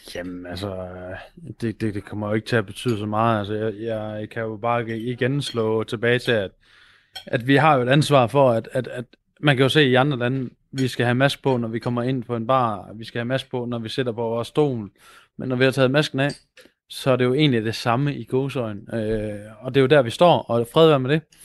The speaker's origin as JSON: {"language": "Danish", "area": "Aarhus and Silkeborg", "region": "Central Denmark Region", "country": "Denmark", "said": "i Aarhus og Silkeborg, hvor jeg kommer fra"}